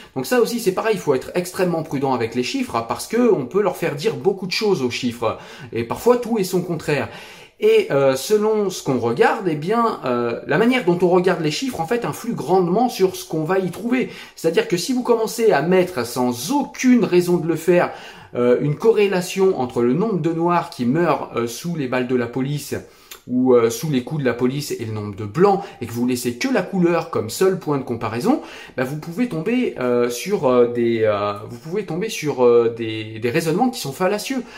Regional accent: France; je suis français

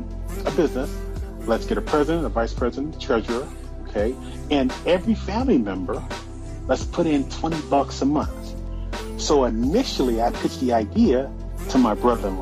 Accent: Cleveland, Ohio, United States; moved away; I go home, Northeast Ohio, my hometown, Cleveland, Ohio, where I grew up

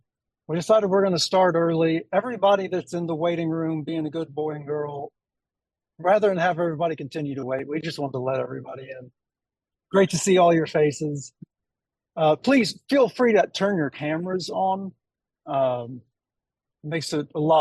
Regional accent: Middle Tennessee, United States; I'm from Middle Tennessee

